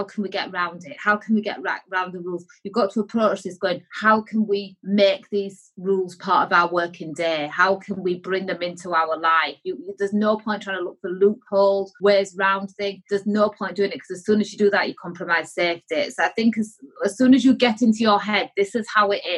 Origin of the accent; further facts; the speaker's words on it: Yorkshire and the Humber, United Kingdom; I'm from Yorkshire